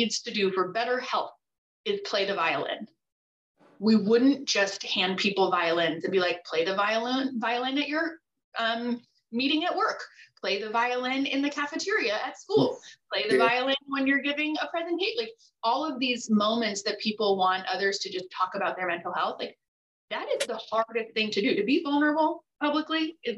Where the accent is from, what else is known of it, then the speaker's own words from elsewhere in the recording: Costa Rica; I was born in Costa Rica to a father with schizophrenia.